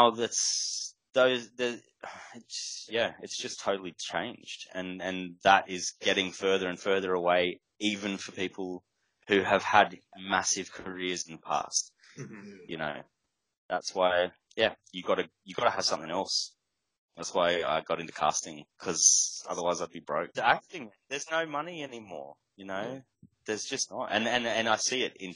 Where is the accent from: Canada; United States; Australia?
Australia; as an Australian